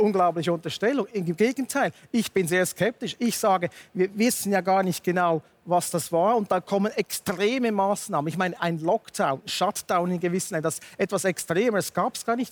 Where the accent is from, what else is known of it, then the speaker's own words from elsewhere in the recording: Switzerland; bei uns in der Schweiz